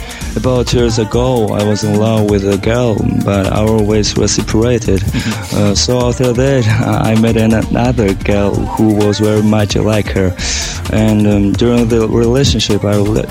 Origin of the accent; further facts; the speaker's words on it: Tbilisi, Georgia; I was born in Georgia, in Tbilisi. Mm-hmm. And I'm a Georgia man